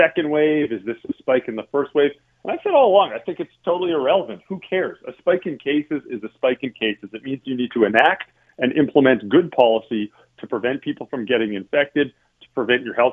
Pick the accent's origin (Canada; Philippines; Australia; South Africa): Canada; Calgary, Alberta; now in Toronto, Canada; I'm from Calgary originally